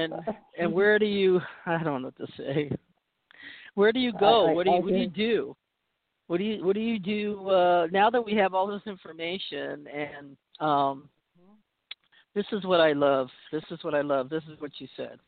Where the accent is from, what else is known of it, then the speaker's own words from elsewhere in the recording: Boston, Massachusetts, United States; I was born in Boston